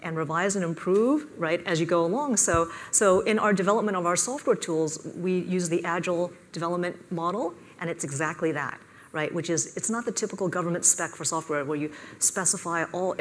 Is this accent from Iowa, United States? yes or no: no; Silicon Valley, California, United States; moved away as an adult; also born or lived in Washington, D.C.; I was born and raised in the Silicon Valley